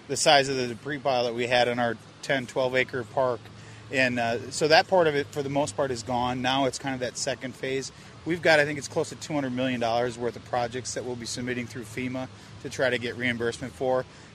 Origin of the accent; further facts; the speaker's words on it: Minnesota, United States; moved away as an adult; now in Fort Myers Beach, United States; I was born and raised in Minnesota, and I knew if I didn't leave before I turned 40, I probably was never going to leave.